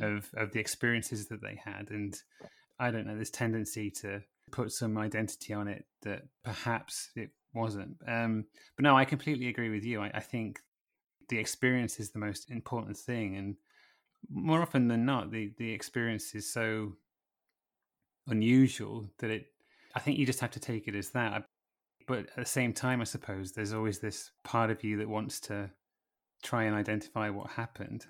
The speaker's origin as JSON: {"language": "English", "area": "Lincolnshire", "region": "East Midlands", "country": "United Kingdom", "said": "I'm from Lincolnshire"}